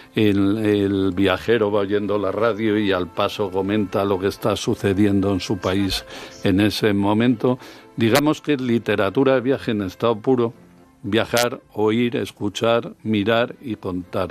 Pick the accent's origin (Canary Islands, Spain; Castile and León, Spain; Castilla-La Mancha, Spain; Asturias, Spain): Castile and León, Spain; León; la catedral de, de mi tierra de origen, de León